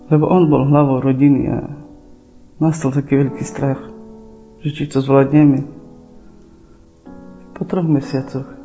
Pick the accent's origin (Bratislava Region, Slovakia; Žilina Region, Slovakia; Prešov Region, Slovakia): Prešov Region, Slovakia; Čičava; pochádzam z Šičavy.